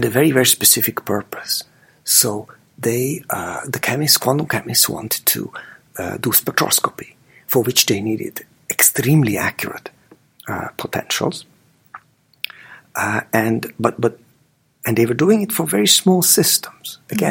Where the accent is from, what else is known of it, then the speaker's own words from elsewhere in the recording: Budapest, Hungary; moved away; We grew up together in Budapest